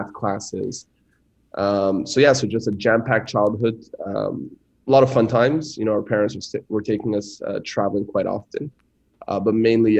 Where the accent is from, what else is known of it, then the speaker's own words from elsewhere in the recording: Montreal, Quebec, Canada; first language French; English is a second language; moved away; also born or lived in Shanghai; I was born and raised in Montreal, Canada